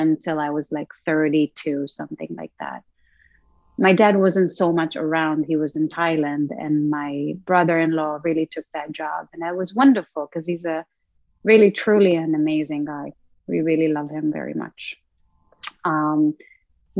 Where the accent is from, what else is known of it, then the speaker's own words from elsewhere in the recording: Rosh HaAyin, Central District, Israel; moved away as an adult; also born or lived in New York, United States; I was born in a very small town called Rosh Ha'Ain, which is northeast of Tel Aviv